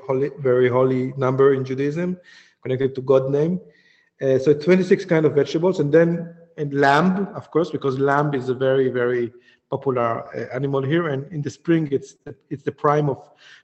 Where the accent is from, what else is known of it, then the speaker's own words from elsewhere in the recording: Djerba, Medenine, Tunisia; I come from Djerba, from the island in the south, which have a very, very old community, like thousands of years community.